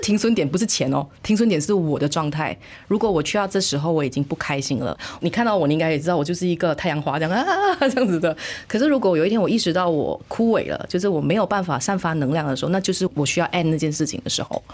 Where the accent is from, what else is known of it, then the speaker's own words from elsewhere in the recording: Malaysia; 我身为马来西亚人，我这个年龄了